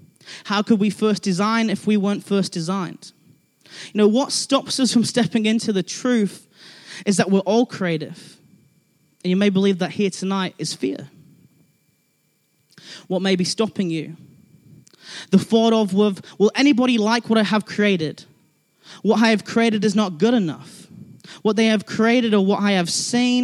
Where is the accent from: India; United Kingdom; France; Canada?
United Kingdom; England; now in Christchurch, New Zealand; I'm from England